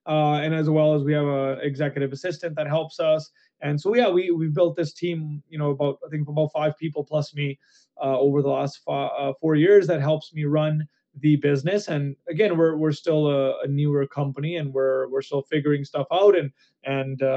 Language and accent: English; Canada; as a Canadian